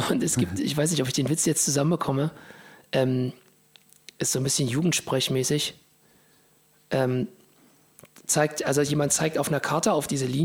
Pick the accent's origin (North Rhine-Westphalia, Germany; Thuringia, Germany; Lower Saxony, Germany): Thuringia, Germany; Ich bin ja aus Thüringen eigentlich.